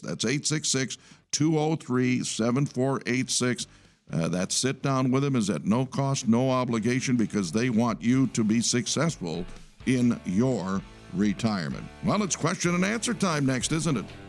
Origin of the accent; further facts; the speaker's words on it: Detroit, Michigan, United States; I'm from the Detroit area